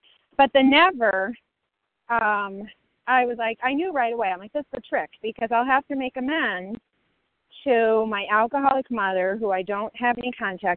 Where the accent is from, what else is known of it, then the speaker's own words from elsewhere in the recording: Colorado, United States; now in Chicago, United States; I'm from Colorado, currently in Chicago